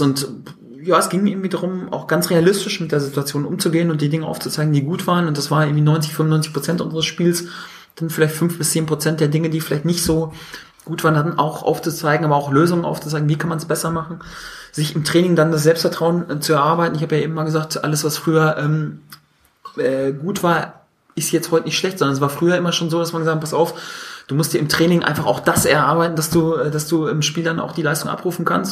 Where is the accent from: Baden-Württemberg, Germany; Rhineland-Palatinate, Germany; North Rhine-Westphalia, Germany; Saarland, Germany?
North Rhine-Westphalia, Germany; ich komme ja aus Westfalen